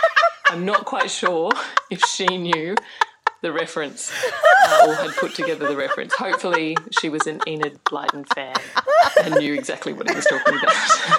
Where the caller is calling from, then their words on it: Brisbane, Queensland, Australia; I'm calling from Brisbane. I'm an outer rectum from Brisbane.